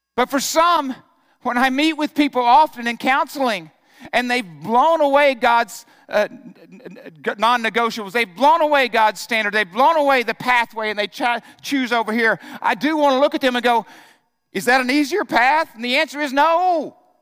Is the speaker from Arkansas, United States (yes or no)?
yes; Arkansas, United States; I grew up in Arkansas.